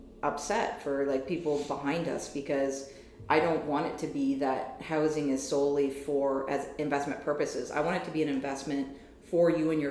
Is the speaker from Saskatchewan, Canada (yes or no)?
no; Saint John, New Brunswick, Canada; moved away as an adult; also born or lived in Halifax / Ontario; I grew up in St. John, New Brunswick.